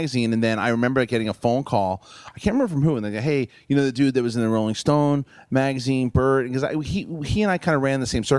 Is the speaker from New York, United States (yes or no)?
yes; Queens, New York, United States; Yeah, New York and Queens.